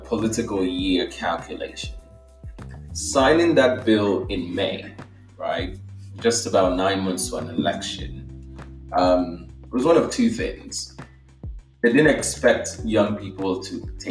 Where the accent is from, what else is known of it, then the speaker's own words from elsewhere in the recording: Nigeria; moved away as an adult; I was born in Nigeria and I spent the first 19 years of my life there